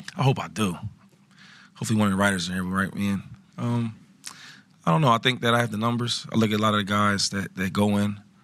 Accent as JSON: {"language": "English", "town": "Harrisburg", "region": "Pennsylvania", "country": "United States", "tie": "born or raised there", "also_born_or_lived": "Philadelphia", "said": "growing up in Harrisburg"}